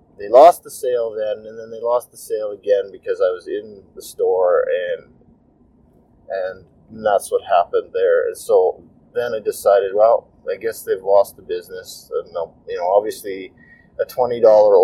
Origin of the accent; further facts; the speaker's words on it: Canada; I'm Canadian